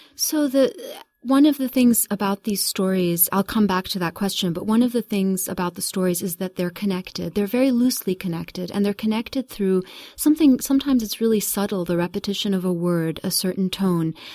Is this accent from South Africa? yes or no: no; Kuwait; also born or lived in United Kingdom / United States; I was born in Kuwait in nineteen seventy, so I'm gonna give my, give my age away. And I was very young when my parents left Kuwait. We lived in, uh, a, a brief time in the U K and then in the U S for the first six years. I came back to Kuwait in nineteen seventy-six.